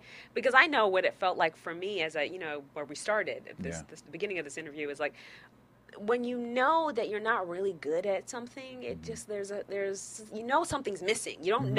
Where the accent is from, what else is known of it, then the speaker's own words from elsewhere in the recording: New York, United States; We're both from New York. I mean, we used to dance together.